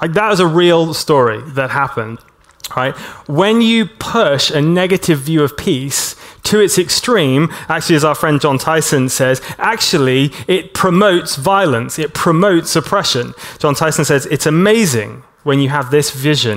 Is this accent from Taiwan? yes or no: no; Hong Kong; moved away; I grew up in Hong Kong